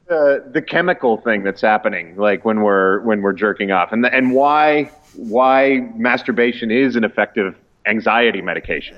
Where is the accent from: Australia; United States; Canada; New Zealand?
Canada; East Coast of Canada, Atlantic Canada; I grew up in the East Coast